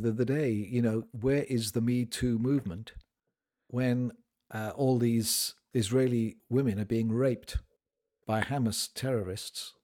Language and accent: English; United Kingdom; I'm a Brit